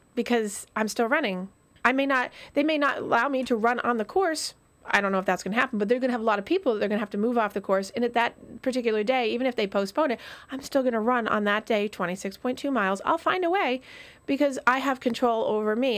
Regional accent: Vermont, United States; moved away; I grew up in Vermont

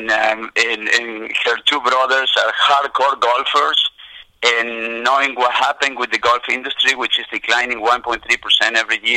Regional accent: Argentina; now in United States; born and raised in Argentina, playing soccer on the streets.

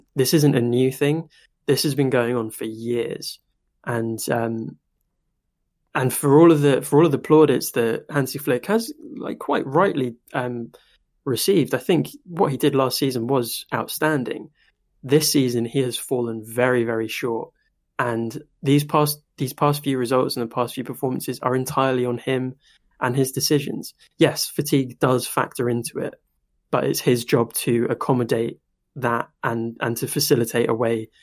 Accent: United Kingdom; I am British

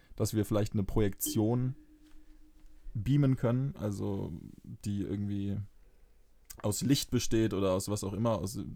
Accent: Fürth, Bavaria, Germany; ich bin in Fürth groß geworden

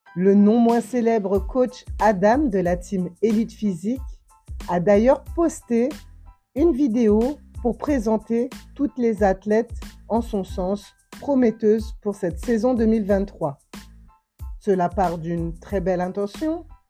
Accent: Guadeloupe; ici chez moi en Guadeloupe

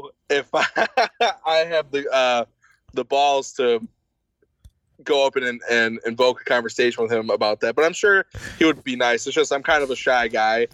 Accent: Buffalo, New York, United States; I'm from Buffalo and I'm straight edge

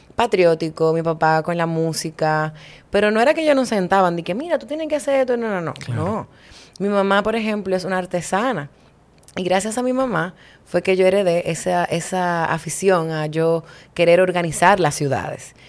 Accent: Santo Domingo, Distrito Nacional, Dominican Republic; moved away as an adult; now in Cabarete, Dominican Republic; yo soy de la capital. Yo nací en Santo Domingo y me hice nacional cabaretense

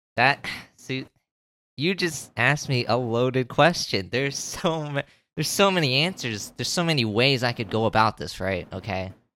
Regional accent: Florida, United States; I've been living in one state my entire life

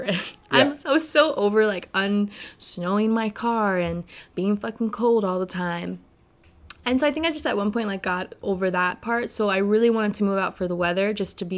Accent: New Jersey, United States; moved away as an adult; I'm glad to grow up in Jersey

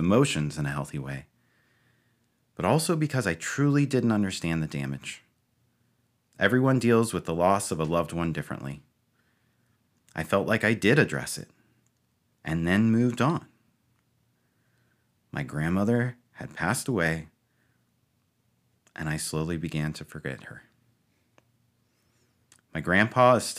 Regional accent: Ohio, United States; moved away as an adult; now in Eastern Pennsylvania, United States; I grew up in Ohio

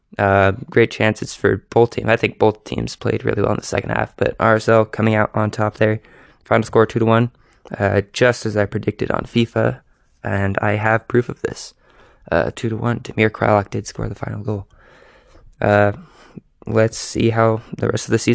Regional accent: United States; a American white dude.

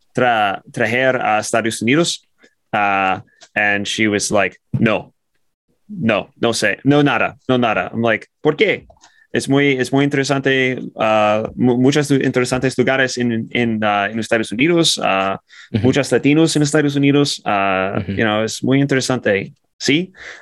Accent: United States; I'm an American

